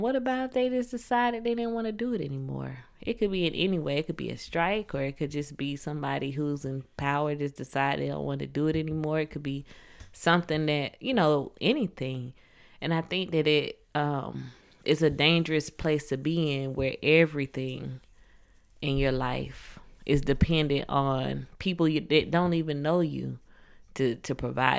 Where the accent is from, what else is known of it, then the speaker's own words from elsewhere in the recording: Atlanta, Georgia, United States; I'm from Atlanta, the Atlanta area, south of Atlanta